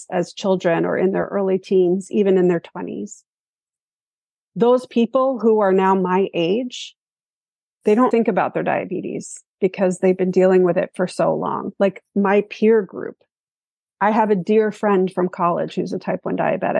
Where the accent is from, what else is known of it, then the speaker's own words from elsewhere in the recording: New York, United States; moved away; I am originally from New York